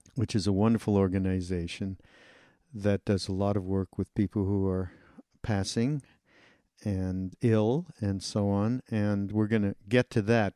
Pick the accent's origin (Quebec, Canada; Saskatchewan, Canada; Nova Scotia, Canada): Quebec, Canada; Montreal; I'm from Montreal. I'm Canadian